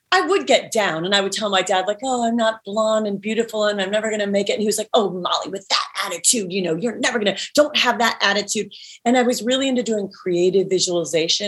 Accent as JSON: {"language": "English", "town": "Cleveland", "region": "Ohio", "country": "United States", "tie": "born or raised there", "moved": "as an adult", "lives_now": "Los Angeles, United States", "said": "people that I grew up with in Cleveland, Ohio"}